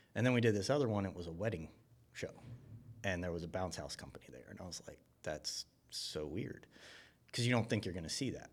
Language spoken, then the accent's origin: English; Buford, Georgia, United States; I grew up in Buford, you know, I mean, I used to hunt where the Mall of Georgia was